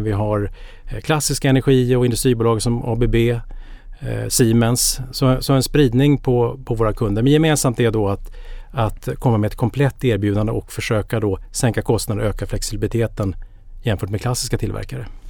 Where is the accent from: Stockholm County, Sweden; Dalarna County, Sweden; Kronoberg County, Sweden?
Stockholm County, Sweden; Danderyd; jag är uppväxt norr om Stockholm i Danderyd